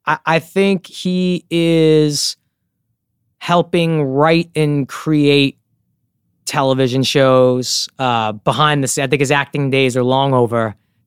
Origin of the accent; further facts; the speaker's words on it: Brooklyn, New York, United States; I grew up in Bensonhurst, Brooklyn in the 90s, which is an amazing place to grow up.